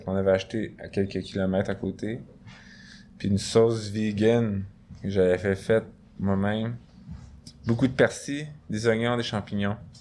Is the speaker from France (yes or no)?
no; Montreal, Quebec, Canada; J'ai grandi à moins d'un kilomètre vers l'est de, ce, studio